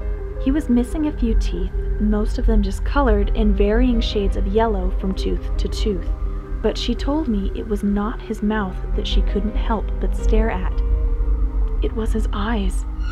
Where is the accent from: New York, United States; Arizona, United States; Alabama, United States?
Arizona, United States; Flagstaff; now in Utah, United States; I grew up in Flagstaff, Arizona, right next to a Hopi reservation before coming to Utah.